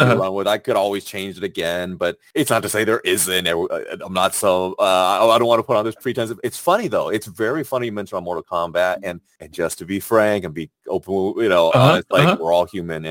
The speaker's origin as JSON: {"language": "English", "country": "China", "tie": "born or raised there", "said": "I was born in China"}